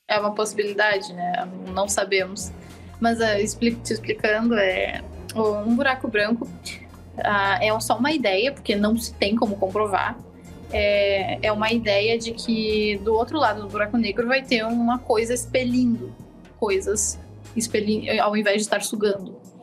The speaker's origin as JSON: {"language": "Portuguese", "town": "Eldorado do Sul", "region": "Rio Grande do Sul", "country": "Brazil", "moved": "as an adult", "lives_now": "Porto Alegre, Brazil", "said": "eu não sou de Eldorado medianeiro, eu sou de Eldorado próximo de Arroio dos Ratos"}